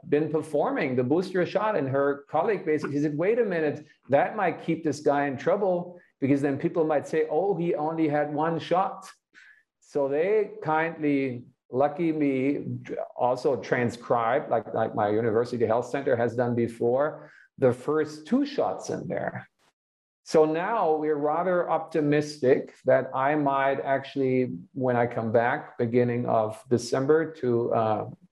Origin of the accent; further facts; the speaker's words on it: Hanover, Lower Saxony, Germany; now in United States; my hometown of Hanover, which is in the north of Germany